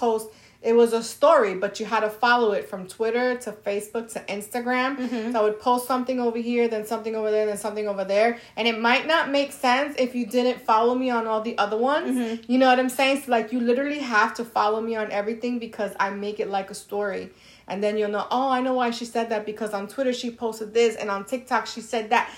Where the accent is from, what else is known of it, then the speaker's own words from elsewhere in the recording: New York, United States; I'm from New York